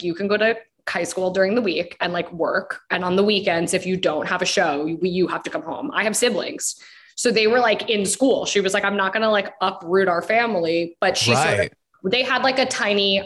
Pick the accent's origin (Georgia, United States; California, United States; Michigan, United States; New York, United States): New York, United States; Long Island; I grew up on Long Island.